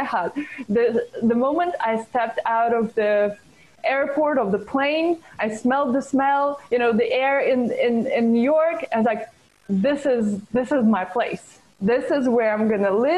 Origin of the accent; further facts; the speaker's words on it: Moscow, Russia; moved away as an adult; now in United States; I was born in Moscow, Russia